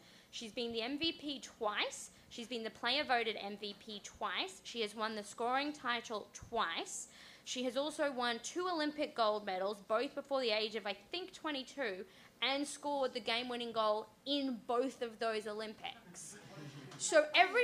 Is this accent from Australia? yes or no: yes; Australia; I'm Australian.